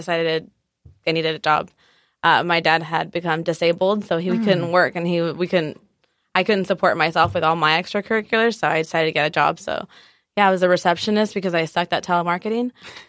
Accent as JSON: {"language": "English", "town": "Guadalajara", "region": "Jalisco", "country": "Mexico", "tie": "born or raised there", "also_born_or_lived": "San Diego / Tijuana", "lives_now": "United States", "said": "I am originally from San Diego, born in San Diego, Woo-hoo. Raised in between TJ and Guadalajara. My mom is from TJ and my dad's from Guadalajara."}